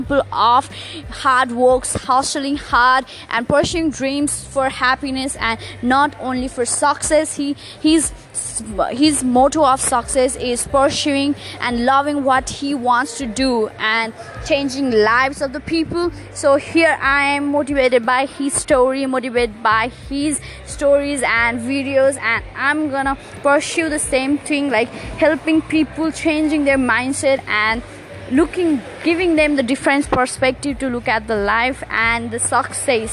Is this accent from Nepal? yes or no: yes; Nepal; moved away as an adult; now in Sydney, Australia; I'm originally from Nepal, but I moved to Sydney for my higher studies